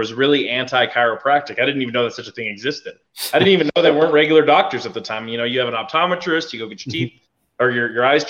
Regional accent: Albuquerque, New Mexico, United States; born or raised there; moved away as an adult; also born or lived in Colorado

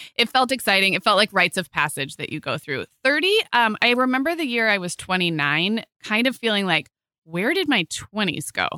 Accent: Santa Barbara, California, United States; moved away; my hometown in Santa Barbara

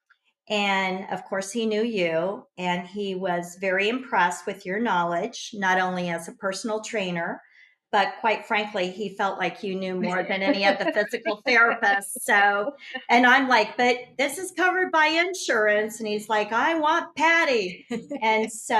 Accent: Kansas, United States; moved away as an adult; also born or lived in Florida; now in Siesta Key, United States; I grew up in Kansas and I moved to Florida when my sister was diagnosed with lung cancer.

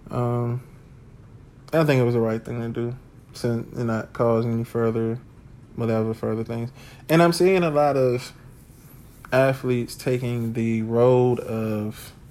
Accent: United States; I'm from Washington

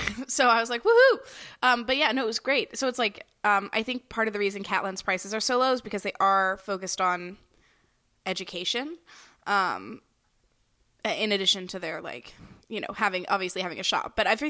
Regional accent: the South, United States; I'm from the south doesn't mean I'm from a swamp

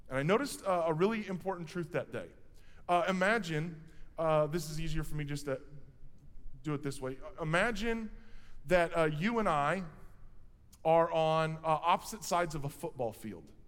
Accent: Quincy, Illinois, United States; I'm from Quincy

